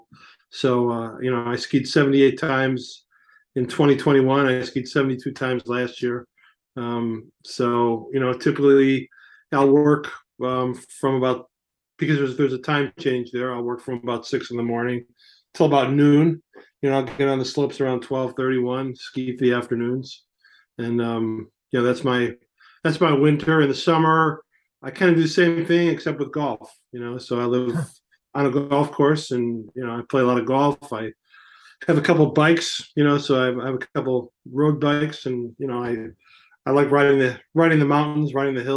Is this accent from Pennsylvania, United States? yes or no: no; Chicago, Illinois, United States; moved away; I grew up in Chicago